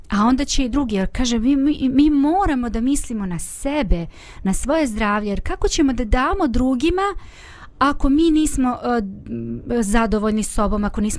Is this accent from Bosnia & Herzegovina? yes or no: yes; Banja Luka, Republika Srpska, Bosnia & Herzegovina; ovde kod nas u Banja Luci